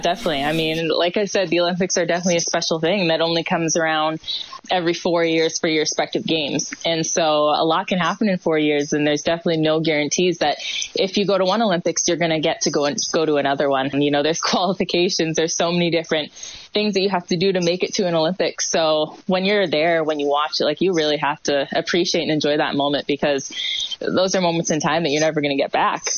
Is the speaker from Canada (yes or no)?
yes; Hamilton, Ontario, Canada; this is a city that I was born and raised and definitely proud to be from